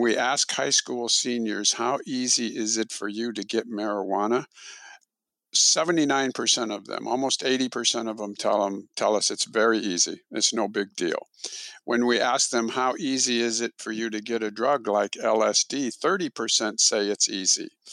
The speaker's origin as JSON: {"language": "English", "region": "Illinois", "country": "United States", "also_born_or_lived": "Texas", "moved": "yes", "lives_now": "Houston, United States", "said": "I'm originally from Illinois"}